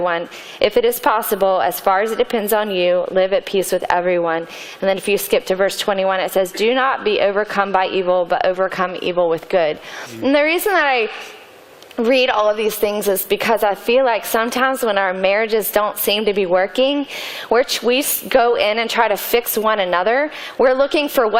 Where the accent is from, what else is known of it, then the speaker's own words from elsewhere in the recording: Atlanta, Georgia, United States; I grew up in Atlanta